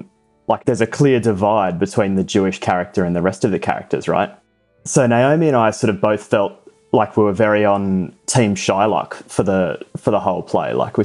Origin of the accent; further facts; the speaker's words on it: Australia; I'm getting married to Naomi Talushkin, and I'm an Australian naval officer.